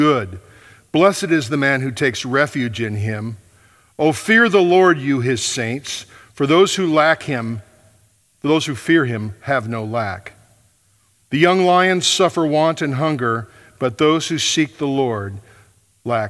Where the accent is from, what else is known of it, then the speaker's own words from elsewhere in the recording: Michigan, United States; moved away; I was from Michigan